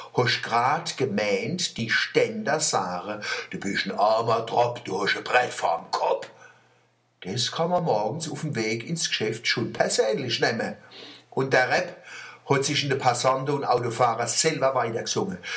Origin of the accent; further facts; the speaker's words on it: Germany; wir Deutsche